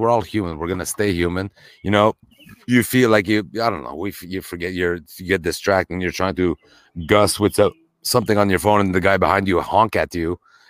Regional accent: Canada; And as white people, I think, Luigi, growing up in Canada of all places, we can admit that we're privileged absolutely.

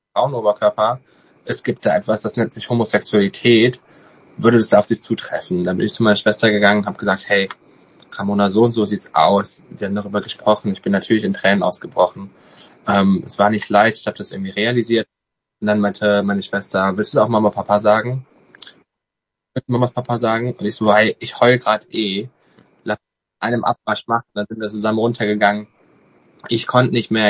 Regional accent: Alsdorf, North Rhine-Westphalia, Germany; moved away as an adult; also born or lived in Cyprus; now in Cologne, Germany; ich komme ganz gebürtig aus Alsdorf, aus einem Dorf bei Alsdorf, einem ganz kleinen Dorf. Das liegt ungefähr bei Aachen

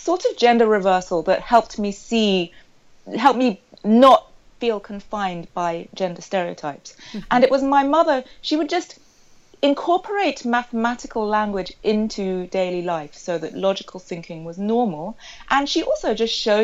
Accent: Sussex, South East England, United Kingdom; I grew up in Sussex, which is a rural county in England, in the southeast

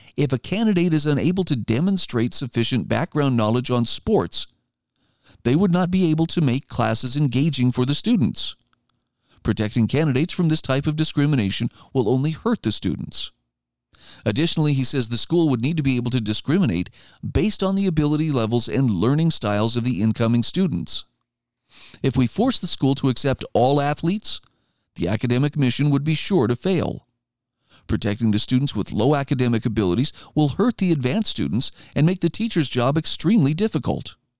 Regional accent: Idaho, United States; my home state of Idaho

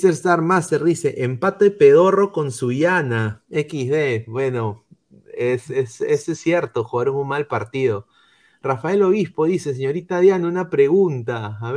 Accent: Peru; quitan la voluntad de apoyarlos como peruanos que somos en serio.

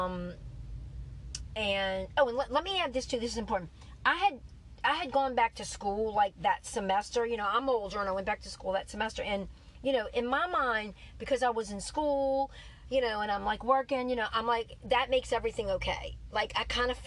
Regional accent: New Orleans, Louisiana, United States; I was from New Orleans

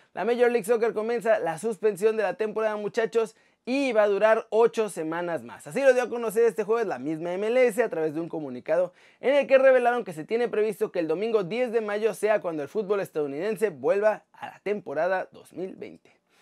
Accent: Mexico; now in Spain; el nombre de nuestro país

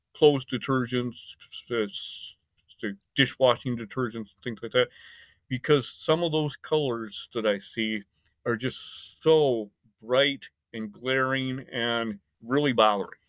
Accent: Michigan, United States; also born or lived in Indiana / Taiwan / Caribbean; now in Summerville, South Carolina, United States; I was born in Michigan. in the United States and grew up in Michigan and Indiana

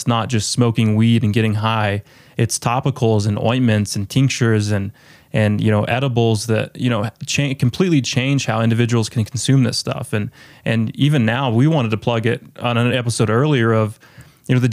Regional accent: Colorado, United States; My hometown actually in Colorado

